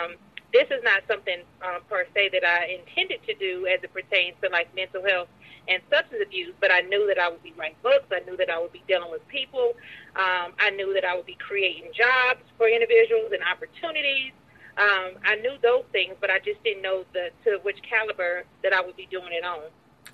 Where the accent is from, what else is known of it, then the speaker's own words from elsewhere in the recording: Greensboro, North Carolina, United States; now in Atlanta, United States; Yes, Greensboro, North Carolina.